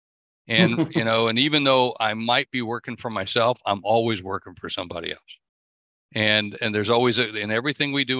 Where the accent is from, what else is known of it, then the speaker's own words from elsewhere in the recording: South Dakota, United States; also born or lived in New York / Miami; I'm from South Dakota. That's what I always tell everybody. I'm just a guy from South Dakota